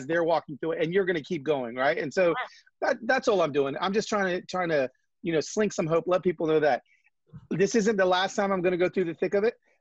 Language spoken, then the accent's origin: English; Los Angeles, California, United States; moved away as an adult; also born or lived in Atlanta; now in Nashville, United States; We're both from Los Angeles, and we're LA family that ended up going to Atlanta for a few years and then landed in Nashville, Tennessee.